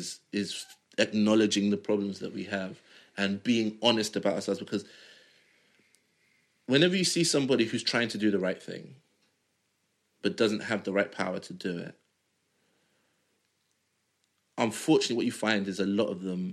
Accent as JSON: {"language": "English", "country": "Nigeria", "said": "If me and another Nigerian have an idea that requires us to travel around the world, I'm more likely to get my idea off the ground"}